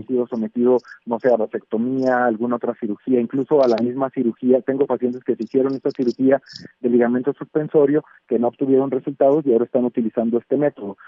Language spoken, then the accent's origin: Spanish; Mexico; nosotros como mexicanos